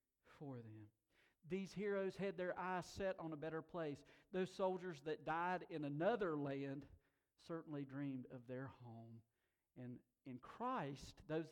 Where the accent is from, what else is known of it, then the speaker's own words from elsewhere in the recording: Tuxedo, North Carolina, United States; In my hometown, there is a zircon mine.